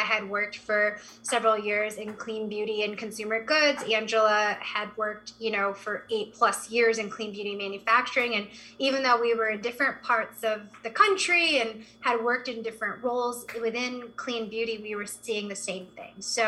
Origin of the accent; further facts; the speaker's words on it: Berkeley, California, United States; I grew up in the Bay Area in Berkeley, California